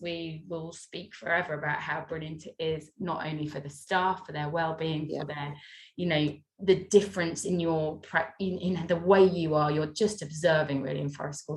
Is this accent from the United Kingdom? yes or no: yes; North Wales, United Kingdom; I come from North Wales